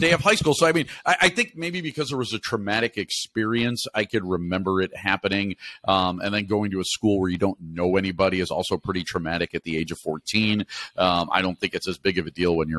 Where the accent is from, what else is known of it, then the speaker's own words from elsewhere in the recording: Naperville, Illinois, United States; I was from Naperville